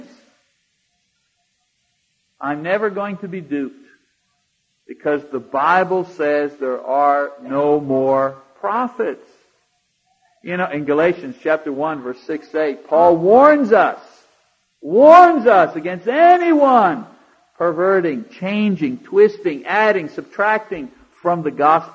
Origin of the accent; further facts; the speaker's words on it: Canada; now in United States; as a Canadian living here